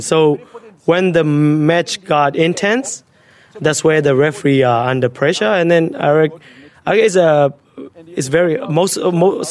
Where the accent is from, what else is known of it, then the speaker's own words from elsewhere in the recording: Myanmar; now in Australia; I'm originally from Burma. I've been living in Australia for 5 to 6 years.